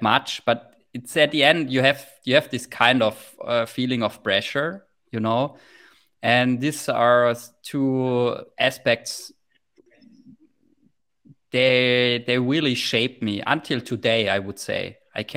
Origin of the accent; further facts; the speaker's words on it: Heilbronn, Baden-Württemberg, Germany; in my hometown in Heilbronn, there's quite a good in my hometown is quite a good ice hockey club called Heilbronner Falken